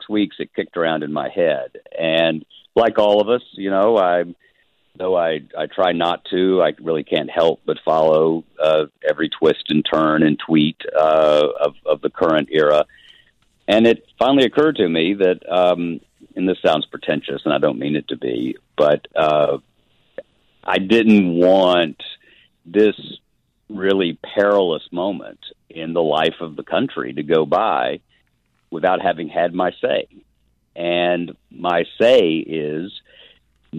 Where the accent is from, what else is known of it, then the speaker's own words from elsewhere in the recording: Chattanooga, Tennessee, United States; now in Nashville, United States; I grew up in Chattanooga